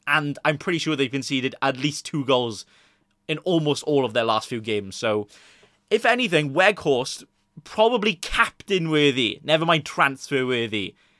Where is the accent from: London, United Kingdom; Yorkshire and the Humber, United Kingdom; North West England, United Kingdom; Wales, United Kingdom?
Wales, United Kingdom; Swansea; I'm Welsh, but I'm also from the Swansea